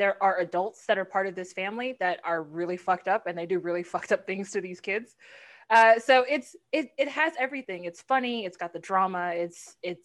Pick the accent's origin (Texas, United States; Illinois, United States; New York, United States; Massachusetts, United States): Texas, United States; Houston; also born or lived in Los Angeles; born and raised in Houston. I lived in LA for a little bit, moved back home